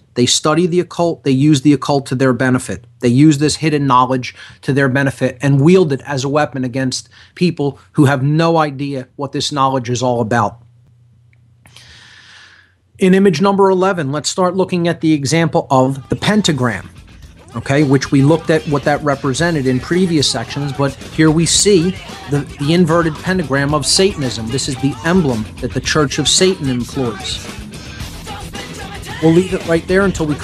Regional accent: Philadelphia, Pennsylvania, United States; I'm from Philadelphia

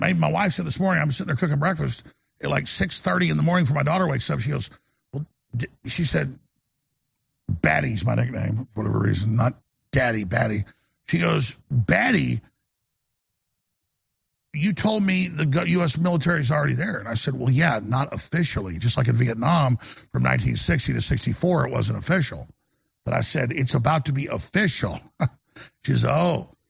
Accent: United States; I'm a fighter, folks. I'm an American.

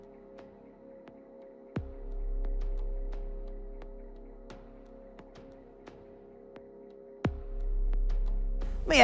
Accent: Florida, United States; moved away; Florida, you know, that's my home state

